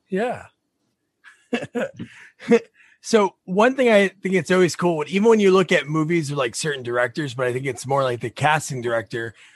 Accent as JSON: {"language": "English", "region": "New Jersey", "country": "United States", "tie": "born or raised there", "said": "I grew up in New Jersey, still in Jersey"}